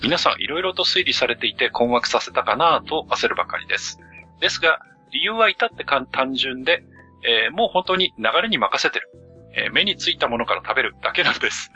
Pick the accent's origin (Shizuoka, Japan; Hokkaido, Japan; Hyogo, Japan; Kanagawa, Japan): Hokkaido, Japan; 僕の地元